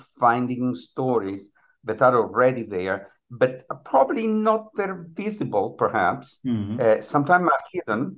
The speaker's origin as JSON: {"language": "English", "region": "northern Italy", "country": "Italy", "tie": "born or raised there", "moved": "as an adult", "lives_now": "Miami, United States", "said": "I live in the U.S. I've been living here for the last 25 years, but I was born in Italy in a very small town in the northern part of the country"}